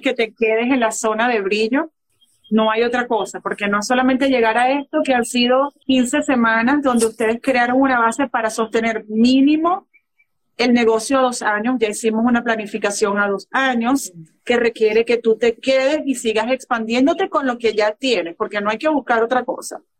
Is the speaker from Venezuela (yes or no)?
yes; Venezuela; En Venezuela, en la tierra donde yo nací